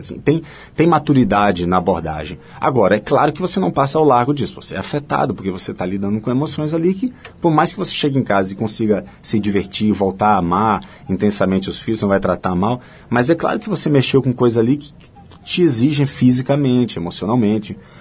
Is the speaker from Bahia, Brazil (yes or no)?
yes; Salvador, Bahia, Brazil; moved away; also born or lived in Diamantina, Minas Gerais / Germany; nasci em Diamantina, em Minas saí de lá ainda bebezinho, fui morar na Alemanha por três anos, porque acompanhando meu pai que estava fazendo doutorado. Quando voltamos, voltamos de novo para Salvador